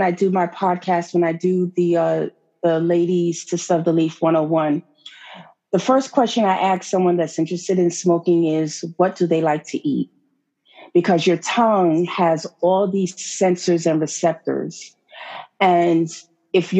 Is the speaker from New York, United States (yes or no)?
yes; New York, United States; I'm a New Yorker